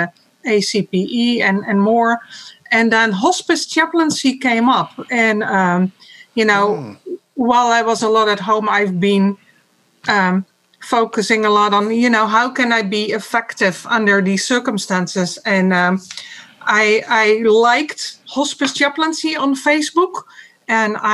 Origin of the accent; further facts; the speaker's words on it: Netherlands; moved away as an adult; now in Bay Area, United States; I am from the Netherlands, so my former career was there